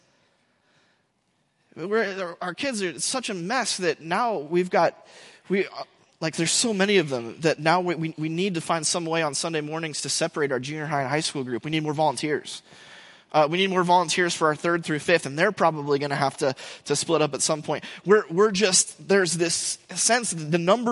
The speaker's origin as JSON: {"language": "English", "country": "United States", "said": "we, as Americans and as English speakers"}